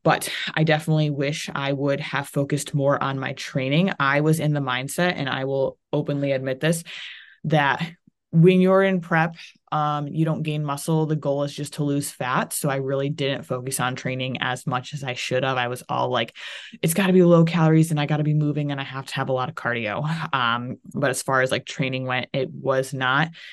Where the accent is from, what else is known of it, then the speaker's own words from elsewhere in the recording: Ohio, United States; moved away as an adult; also born or lived in Florida; I was from Ohio